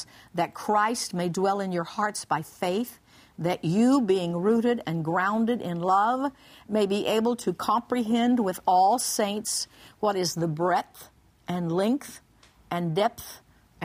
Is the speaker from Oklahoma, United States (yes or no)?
yes; Oklahoma, United States; I grew up in Oklahoma